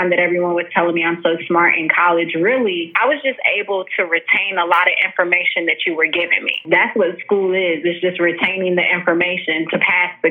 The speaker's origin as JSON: {"language": "English", "town": "Louisville", "region": "Kentucky", "country": "United States", "moved": "as an adult", "lives_now": "Atlanta, United States", "said": "I am from Louisville, Kentucky."}